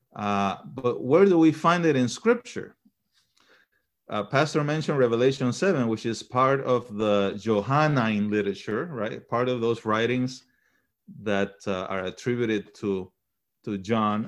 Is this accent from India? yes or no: no; Panama; also born or lived in Chile; now in United States; We migrated to Panama when I was a, maybe a year old or so. and, um, was raised in Panama until I came to the United States.